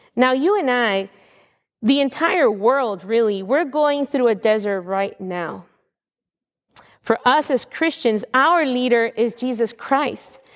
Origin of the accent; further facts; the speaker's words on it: United States; as an American of today